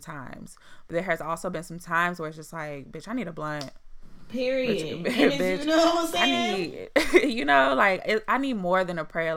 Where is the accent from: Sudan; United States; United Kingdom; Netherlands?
United States; Chicago, Illinois; moved away; I'm from Chicago